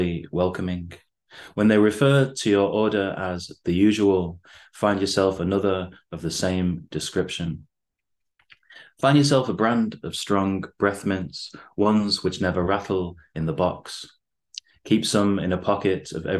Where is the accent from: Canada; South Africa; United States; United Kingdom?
United Kingdom; Bacup, North West England; moved away as an adult; also born or lived in Beijing; now in Manchester, United Kingdom; living in Bacup, my hometown, for a while before I moved to Manchester.